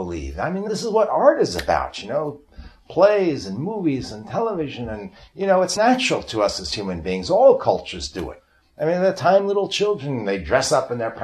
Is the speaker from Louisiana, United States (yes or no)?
no; New York, United States; I'm from New York